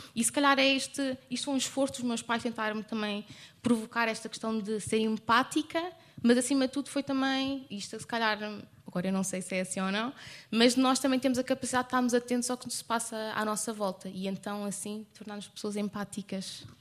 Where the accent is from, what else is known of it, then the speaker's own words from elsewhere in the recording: Lisbon, Portugal; eu sou mesmo de Lisboa